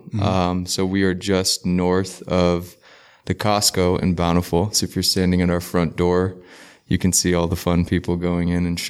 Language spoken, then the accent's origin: English; Kingston, Surrey, Jamaica; now in Seattle, United States; So I'm originally from Kingston, Jamaica, but I moved to Seattle when I was relatively young. And I basically would consider myself from Seattle, but from Jamaica.